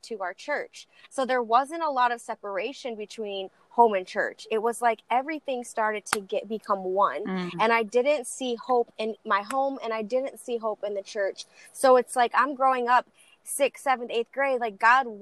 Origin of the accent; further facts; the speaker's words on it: Lansing, Michigan, United States; also born or lived in Texas; I was born in Texas, raised in Lansing, Michigan